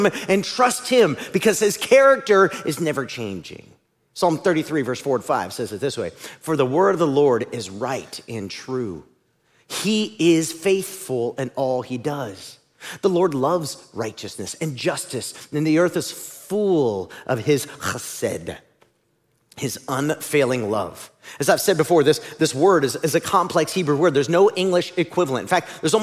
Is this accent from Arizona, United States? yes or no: no; Ohio, United States; moved away; growing up in Ohio.